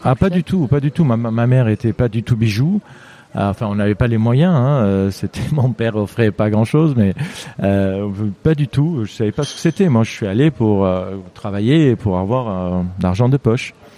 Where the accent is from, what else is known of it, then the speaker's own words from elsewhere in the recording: Lebanon; French is a second language; moved away as an adult; also born or lived in Marseille, France; now in France; je suis né il y a 58 ans au Liban